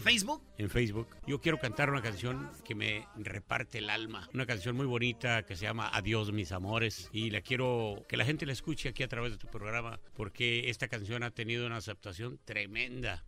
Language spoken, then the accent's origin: Spanish; Arandas, Jalisco, Mexico; yo soy de Arandas, Jalisco